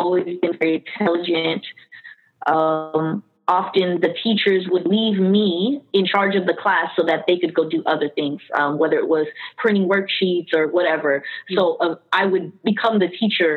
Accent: Miami, Florida, United States; born or raised there; also born or lived in Queens, New York

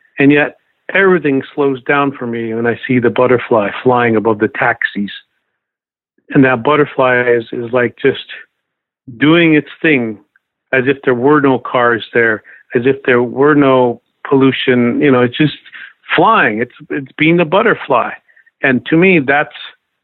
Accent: Lakota lands, United States; as a Lakota

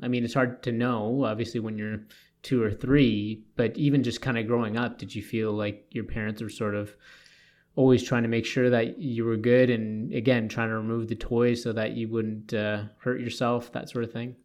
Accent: Toronto, Ontario, Canada; now in Edmonton, Canada; I grew up in Toronto. I went on the T T C.

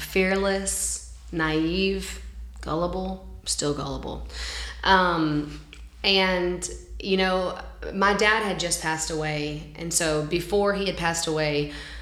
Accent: Alabama, United States; moved away as an adult; now in Nashville, United States; I'm from Alabama, and so where I lived, there was like kind of like a modeling agent

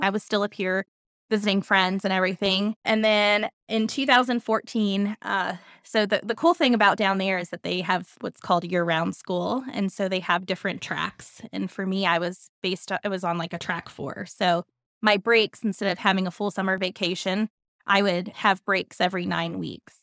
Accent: Centreville, Virginia, United States; I grew up in Centerville, Virginia.

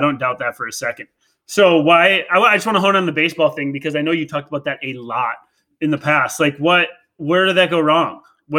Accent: Wisconsin, United States; I'm from Wisconsin. I ran the Wisconsin system.

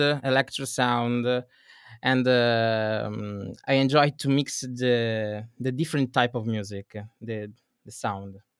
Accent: Venice area, Veneto, Italy; I come from Italy, uh, in, uh, Venice area

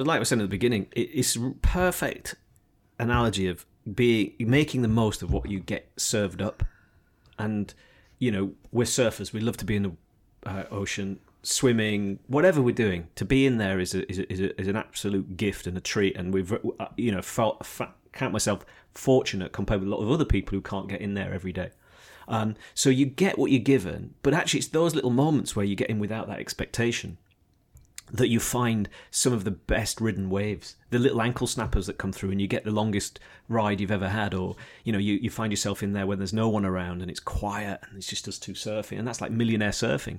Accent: Yorkshire and the Humber, United Kingdom; also born or lived in Devon / Australia; now in Sidmouth, United Kingdom; I'm a blow-in, as they would describe me, probably, 'cause I'm a Yorkshireman in, in Devon, but I've been here a long time

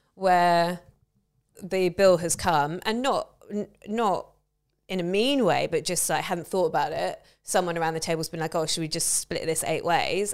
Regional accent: England, United Kingdom; I'm white and I'm a woman and I'm English

